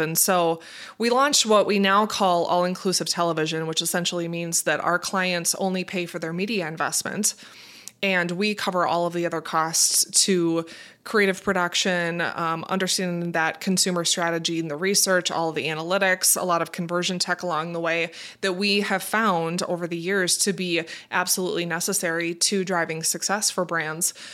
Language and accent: English; Minnesota, United States; also born or lived in Fargo, North Dakota; I grew up in Minnesota. Um, born and raised, have been here all my life